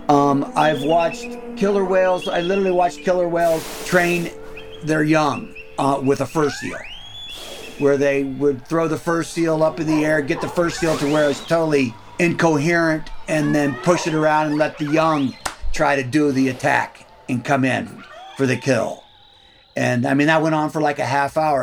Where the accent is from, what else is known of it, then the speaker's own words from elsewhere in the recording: Ohio, United States; now in Homer, Alaska, United States; I grew up in the Midwest. I grew up in Ohio